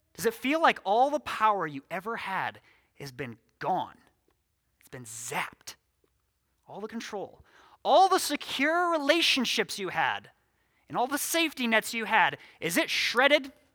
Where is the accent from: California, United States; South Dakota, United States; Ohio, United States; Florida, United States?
South Dakota, United States; six miles from Sioux Falls; now in Sioux Falls, United States; God saw fit to plant me here six miles from my hometown.